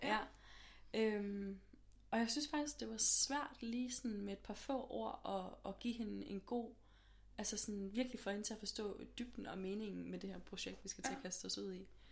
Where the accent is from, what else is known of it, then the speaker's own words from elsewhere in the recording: Aarhus, Central Denmark Region, Denmark; moved away as an adult; now in Copenhagen, Denmark; jeg er sådan lidt fra Aarhus mest af alt. Øhm, mm. Men bor herovre i København nu.